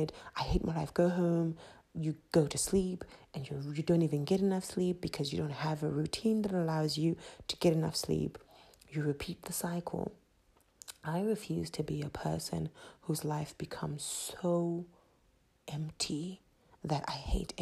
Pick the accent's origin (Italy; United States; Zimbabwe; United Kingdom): Zimbabwe; accent: Zimbabwean; my Zimbabwean accent